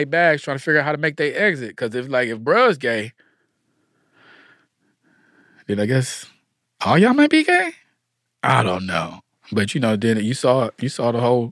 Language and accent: English; Atlanta, Georgia, United States; I'm just me from Atlanta